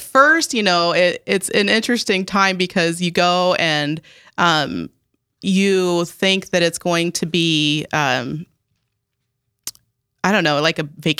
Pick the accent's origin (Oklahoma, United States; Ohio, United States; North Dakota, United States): Ohio, United States; Bremen; now in South Dakota, United States; So I am originally from Ohio, so I'm a transplant here to South Dakota.